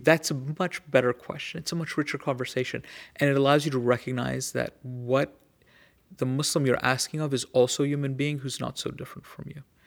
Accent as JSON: {"language": "English", "country": "United States", "said": "as an American"}